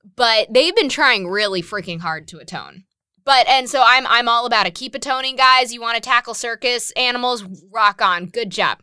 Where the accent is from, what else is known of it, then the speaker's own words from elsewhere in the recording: Westchester, New York, United States; I'm from Westchester, New York